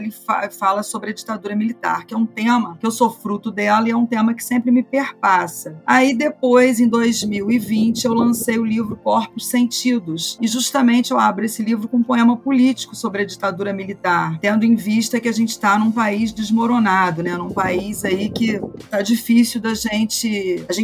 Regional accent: Petrópolis, Rio de Janeiro, Brazil; born there; Eu nasci em Petrópolis, Rio de Janeiro

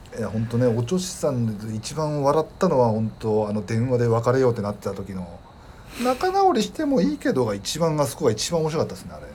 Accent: Hokkaido, Japan; その札幌選抜で大阪行った時も、北海道出身

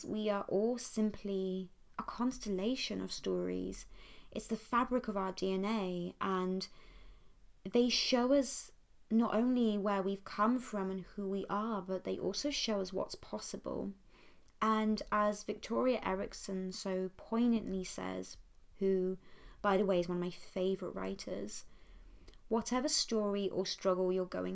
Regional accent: Poole, South West England, United Kingdom; I grew up enjoying a very classical enchanted upbringing in Dorset, which is a county on the south coast of England

